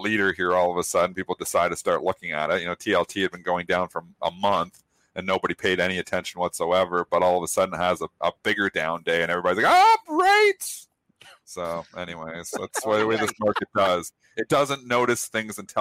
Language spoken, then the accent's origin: English; Canada; I'm a Canadian.